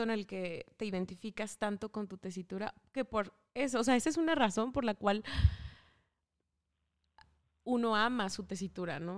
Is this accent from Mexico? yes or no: yes; Mexico